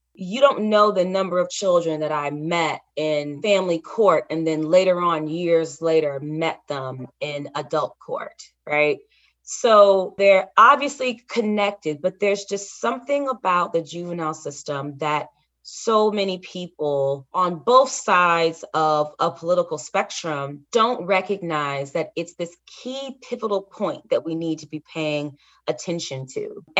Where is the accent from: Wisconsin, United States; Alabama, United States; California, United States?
Alabama, United States; I've seen this in my home state of Alabama, and it's odd.